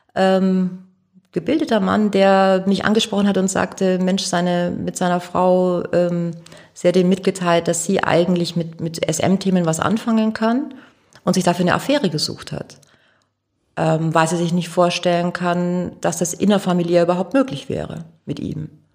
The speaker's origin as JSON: {"language": "German", "town": "Augsburg", "region": "Bavaria", "country": "Germany", "moved": "as an adult", "lives_now": "Hamburg, Germany", "said": "Ich komme aus Augsburg."}